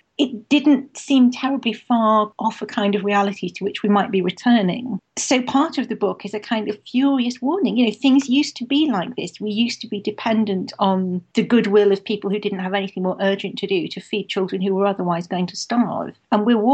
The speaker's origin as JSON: {"language": "English", "town": "Manchester", "region": "North West England", "country": "United Kingdom", "tie": "born or raised there", "said": "I grew up in Manchester"}